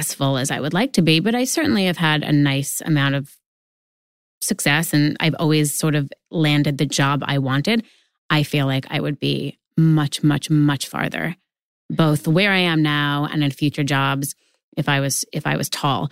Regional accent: New York, United States; I grew up in New York

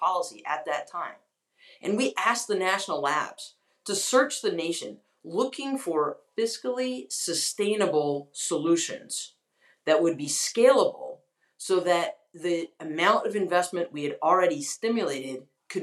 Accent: North Carolina, United States; moved away as an adult; also born or lived in Washington, D.C.; I grew up in North Carolina. I'm deeply devoted to my home state, but I had moved to Washington, D.C. 10 years ago, well, now, gosh, 14

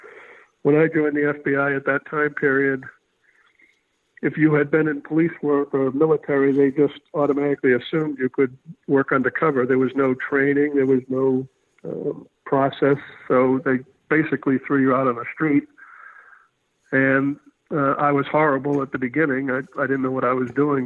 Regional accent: Haverhill, Massachusetts, United States; I grew up outside of Boston in an industrial town called Haverhill

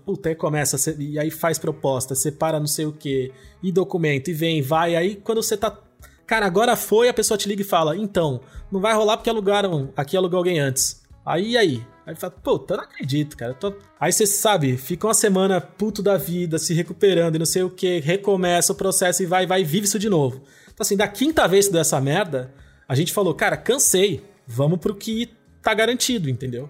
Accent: Santos, São Paulo, Brazil; moved away as an adult; now in São Paulo, Brazil; Cresci, nasci e cresci em Santos, 17 anos de praia

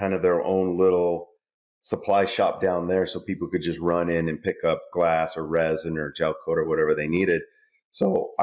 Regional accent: California, United States; moved away as an adult; now in Texas, United States; I'm in Texas now, so we don't like to admit that we're from California.

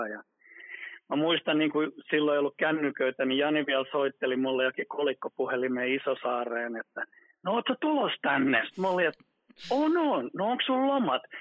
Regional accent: Vienna, Austria; born there; Nekin oli asunut ulkomailla ja mäkin olen syntynyt Viinissä ja näin päin pois.

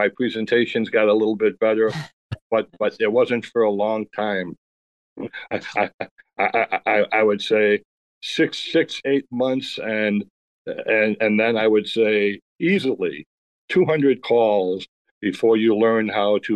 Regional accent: Chicago, Illinois, United States; born or raised there

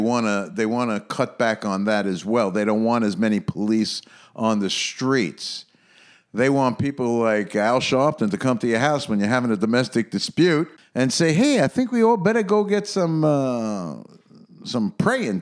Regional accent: New York City, New York, United States; being a New Yorker

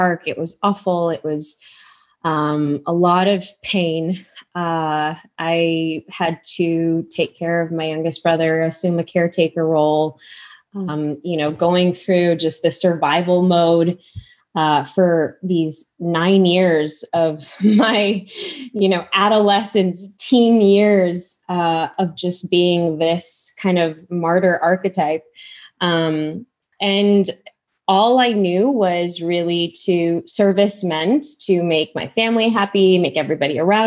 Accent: Chicago, Illinois, United States; born and raised in Chicago, I know you're Midwest too, to immigrant parents

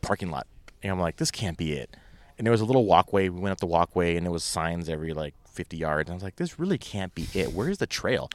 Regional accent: California, United States; I didn't even wanna say I was from California, but, but I said, "Yeah, we're from, uh, you know, we're from California,"

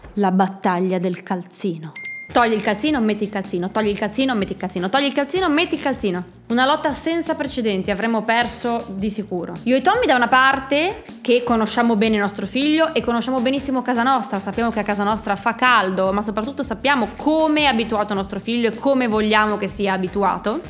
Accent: Friuli-Venezia Giulia, Italy; moved away; siamo friulani

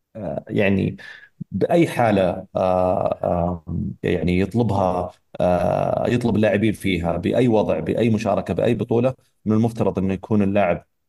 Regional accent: Saudi Arabia; احنا كمنتخب سعودي

